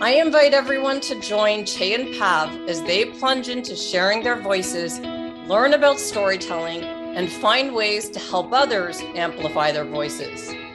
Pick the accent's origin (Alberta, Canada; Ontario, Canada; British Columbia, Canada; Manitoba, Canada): Ontario, Canada; Toronto; my hometown, Toronto, Canada